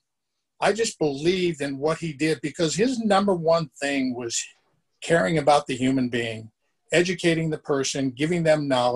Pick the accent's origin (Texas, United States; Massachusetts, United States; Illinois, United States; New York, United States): Massachusetts, United States; Boston; moved away; also born or lived in California; I was born in Boston, Massachusetts, migrated to California for family reasons, went to Cal Poly Pomona